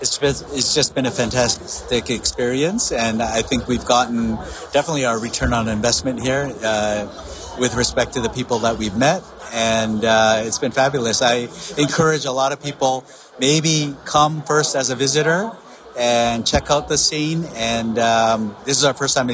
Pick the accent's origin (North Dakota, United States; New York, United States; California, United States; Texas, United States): New York, United States; Mount Kisco; I'm from Mount Kisco, New York. It's Westchester County, about an hour north of New York City.